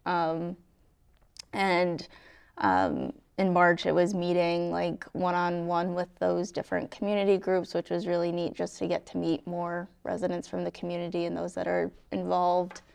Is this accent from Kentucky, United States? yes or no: no; right outside of Hartford, Connecticut, United States; moved away as an adult; also born or lived in North Andover, Massachusetts; I grew up, uh, right outside of Hartford